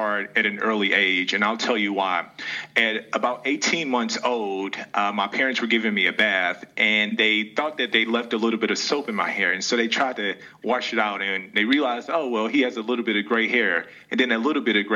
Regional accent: St. Louis, Missouri, United States; I'm originally from St. Louis. I grew up in North County

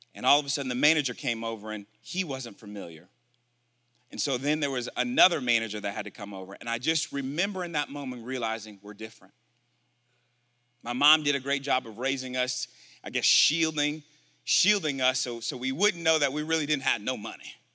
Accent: Milwaukee, Wisconsin, United States; moved away; also born or lived in Tulsa, Oklahoma; I'm originally from Milwaukee, Wisconsin.

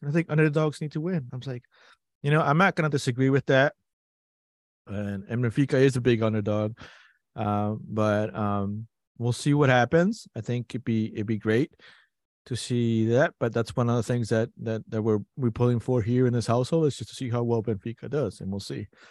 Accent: Peru; moved away; I grew up playing it in Peru

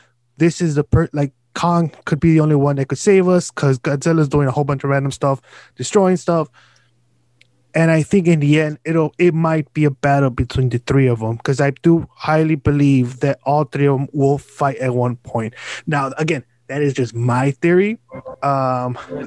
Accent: United States; as an American

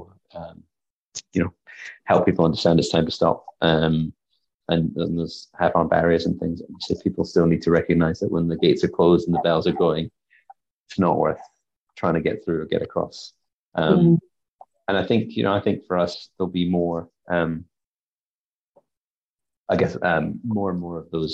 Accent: Scotland, United Kingdom; now in New Zealand; I come from Scotland

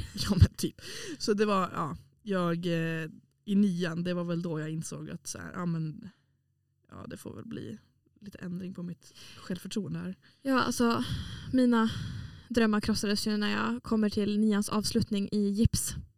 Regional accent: Åland, Åland Islands; moved away as an adult; now in Umeå, Sweden; jag är från Åland som är en liten liten pluttig ö mellan Finland och Sverige eh, som hör till Finland

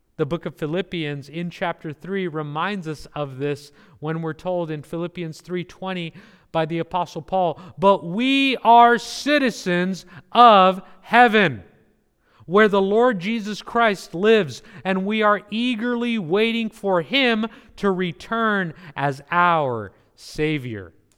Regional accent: California, United States; also born or lived in New Jersey; I am from California, I'm a Californian

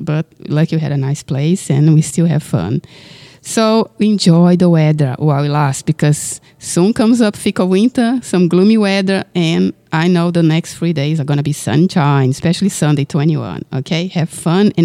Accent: Brazil; now in Australia; I was raised in Brazil

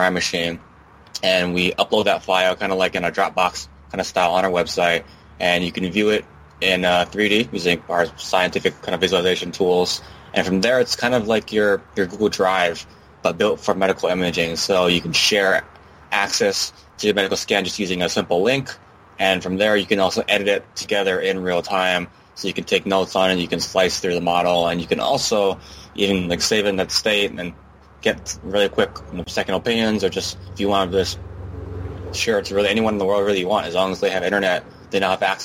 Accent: Hawaii, United States; I'm actually born and raised in Hawaii, actually in Hawaii right now

